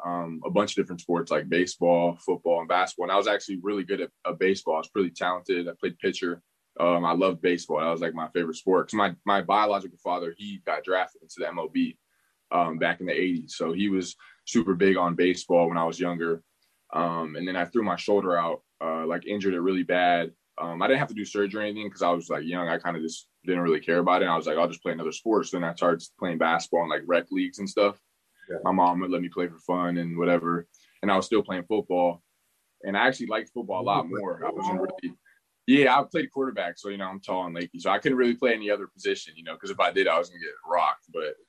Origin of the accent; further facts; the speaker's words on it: Pembroke Pines, Florida, United States; No, actually I'm from South Florida. So I'm from Pembroke Pines, which is in South Florida. It's, it's by Fort Lauderdale, not too far from like Fort Lauderdale, all that area around there, but I'm from Pembroke Pines. So I was born and raised there until I was about like 8 or 9.